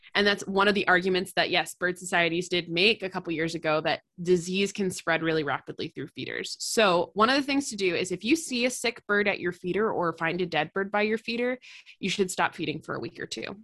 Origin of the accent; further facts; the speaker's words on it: East Coast, United States; now in Midwest, United States; I'm from the East Coast